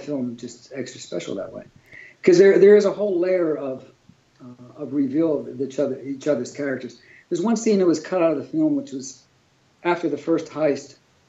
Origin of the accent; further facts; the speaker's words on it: Pittsburgh, Pennsylvania, United States; moved away as an adult; now in Los Angeles, United States; growing up in Pittsburgh